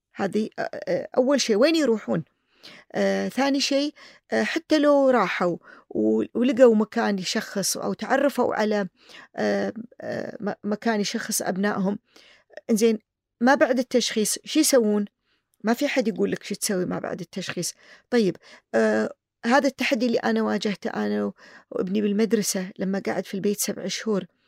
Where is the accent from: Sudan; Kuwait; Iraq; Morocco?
Kuwait